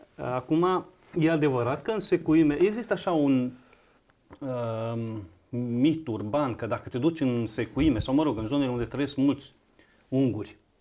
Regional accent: Banat, Romania; eu m-am născut în Banat, într-o uh, comunitate de sârbi, într-un sat de sârbi

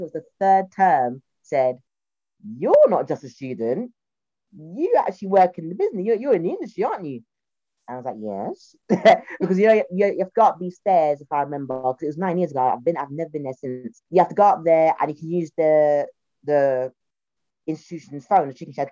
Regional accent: London, United Kingdom; accent: Cockney; I'm from a working class South Londoner. I say to people, I'm a Cockney Caribbean girl.

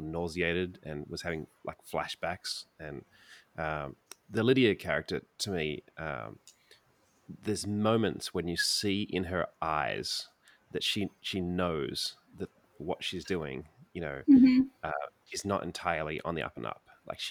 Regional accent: Sydney, New South Wales, Australia; I grew up in Sydney

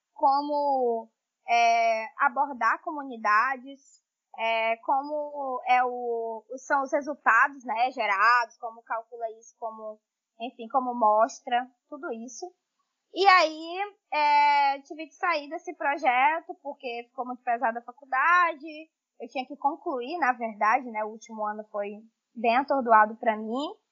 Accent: Tailândia, Pará, Brazil; also born or lived in Belém / Amapá; now in Pará, Brazil; Sim, eu sou amazônida, sou do interior do estado do Pará, uma cidade que se chama Tailândia.

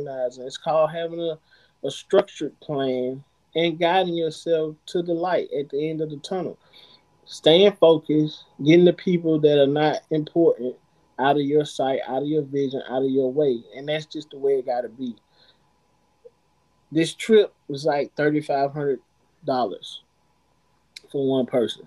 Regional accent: Atlanta, Georgia, United States; I come from Southwest Atlanta. You're not supposed to make it out of Southwest Atlanta

